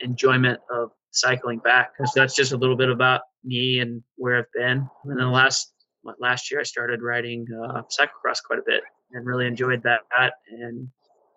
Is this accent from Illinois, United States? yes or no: yes; Quincy, Illinois, United States; I'm from Quincy, Illinois, where, like Jacob said, rode bicycles as a kid